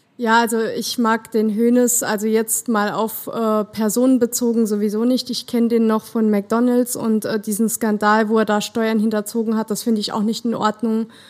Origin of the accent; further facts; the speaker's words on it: Germany; also born or lived in Saarland; als Deutscher